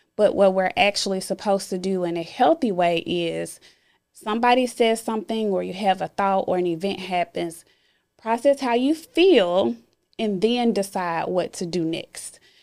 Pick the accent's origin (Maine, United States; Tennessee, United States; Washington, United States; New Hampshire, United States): Tennessee, United States; Memphis; I am from Memphis and I grew up in the inner city part of Memphis.